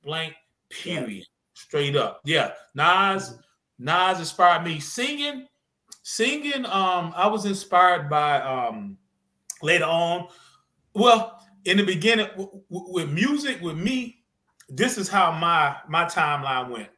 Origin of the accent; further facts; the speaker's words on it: North Carolina, United States; I'm from the South, born and raised from the South